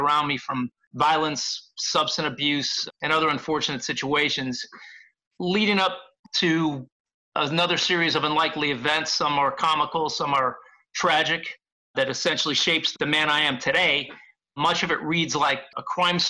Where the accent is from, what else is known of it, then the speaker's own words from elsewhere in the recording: Chicago, Illinois, United States; moved away; also born or lived in Los Angeles; growing up in Chicago and Los Angeles